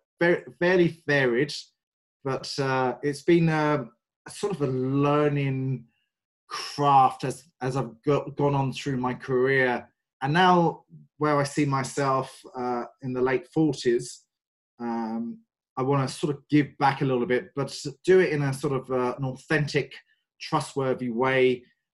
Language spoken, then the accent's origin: English; London, United Kingdom; moved away as an adult; now in Ireland; I'm very English. I've been in Ireland for the last 15 years and originally from just from the outskirts of North London.